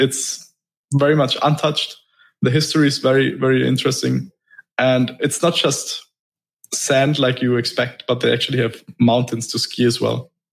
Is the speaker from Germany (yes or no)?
yes; Germany; moved away as an adult; now in Dubai, United Arab Emirates; I'm originally from Germany